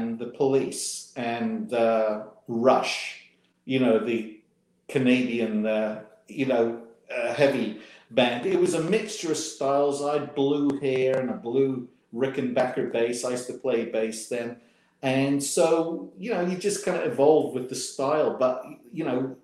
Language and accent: English; England, United Kingdom; moved away as an adult; now in Memphis, United States; growing up in England